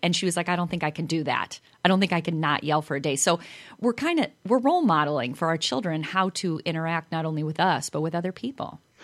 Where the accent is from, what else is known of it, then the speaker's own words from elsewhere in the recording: Chicago, Illinois, United States; being from Chicago, I think I don't have an accent